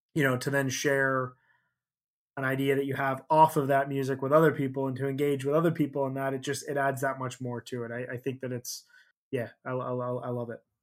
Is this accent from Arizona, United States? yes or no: no; Chicago, Illinois, United States; I grew up in Chicago